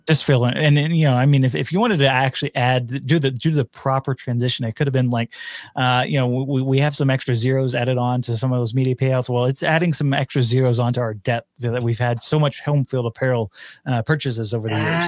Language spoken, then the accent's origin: English; near Arlington, Texas, United States; moved away; down there in Arlington uh, near my hometown